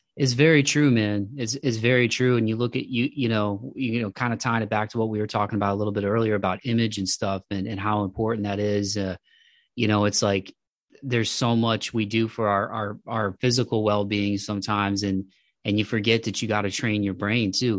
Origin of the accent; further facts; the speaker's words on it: Toledo, Ohio, United States; my hometown of Toledo, Ohio